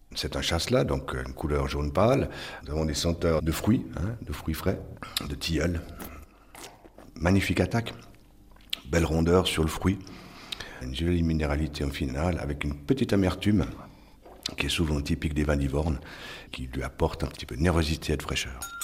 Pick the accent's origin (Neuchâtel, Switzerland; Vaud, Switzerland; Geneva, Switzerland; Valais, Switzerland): Vaud, Switzerland; Yvorne; je suis né à Yvonne